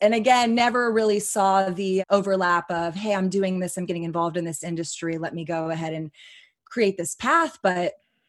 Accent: Austin, Texas, United States; Born and raised in Austin, Texas. My dad is a first generation immigrant from Iran. My mom is blonde hair, blue eyes, Texan through and through. So we grew up in Austin.

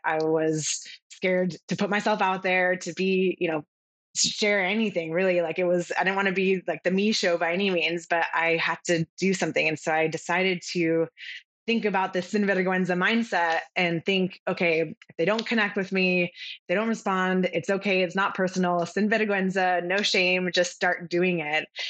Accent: California, United States; now in Charleston, United States; I'm originally from California, and what brought me to where I'm currently now in Charleston, South Carolina

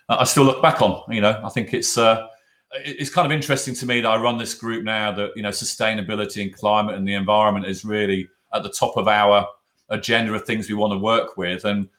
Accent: Norfolk, East of England, United Kingdom; also born or lived in Miami; now in Berkshire, United Kingdom; I grew up in Norfolk

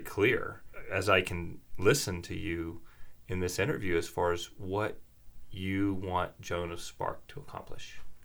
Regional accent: the South, United States; moved away as an adult; now in Jackson Hole, United States; Growing up in the South

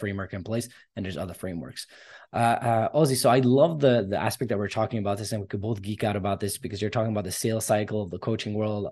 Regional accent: Canada; I'm Armenian descent. I'm born in Canada. Both my parents immigrated here

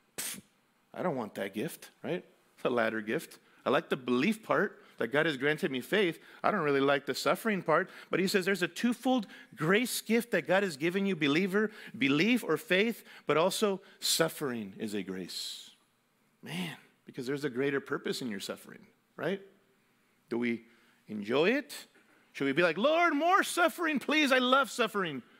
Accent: Mexico City, Mexico; moved away; Mexico City, where I grew up

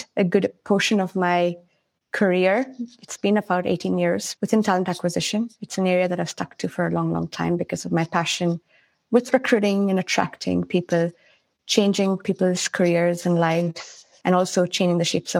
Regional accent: India; also born or lived in Kenya / Sri Lanka / United States; now in Sweden; I was born in India, lived a little bit all over India, everything from Chennai to Kashmir, Assam, Delhi, Mumbai.

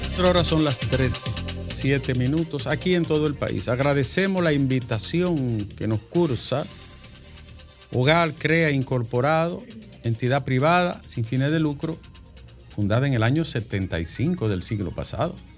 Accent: Bonao, Monseñor Nouel, Dominican Republic; moved away; En mi pueblo acompañaba a la gente allá, Alejandro, en Bonao.

